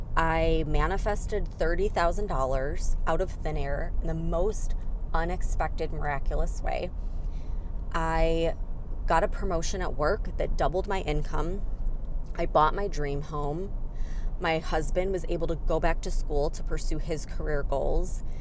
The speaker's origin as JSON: {"language": "English", "town": "Chicago", "region": "Illinois", "country": "United States", "moved": "as an adult", "said": "I came from the Chicago area, so I'm more of a city girl."}